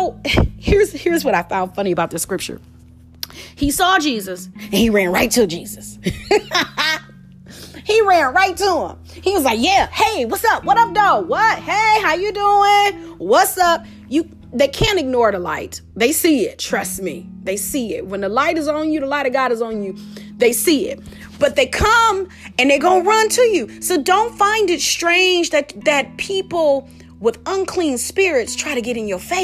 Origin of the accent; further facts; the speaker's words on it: Detroit, Michigan, United States; I'm from Detroit, so 313